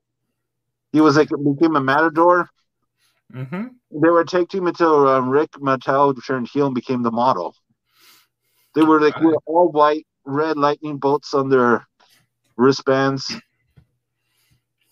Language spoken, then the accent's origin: English; Ontario, Canada; I'm Canadian from Ontario, we have the OHL